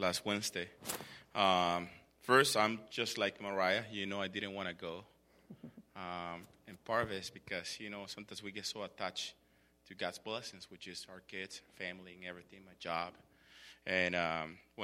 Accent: El Salvador; moved away; I grew up in El Salvador

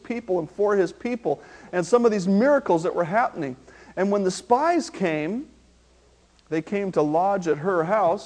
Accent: Marysville, United States; I have a friend that I grew up with in Marysville

